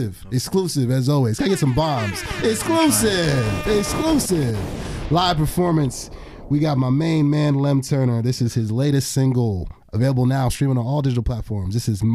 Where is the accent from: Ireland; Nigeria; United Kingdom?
Nigeria; I'm Nigerian